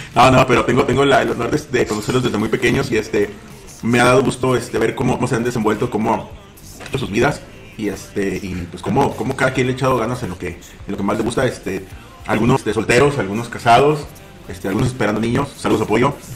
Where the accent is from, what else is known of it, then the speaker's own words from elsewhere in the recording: Mexico; si algo tenemos nosotros como mexicanos, lo decíamos, somos muy chambeadores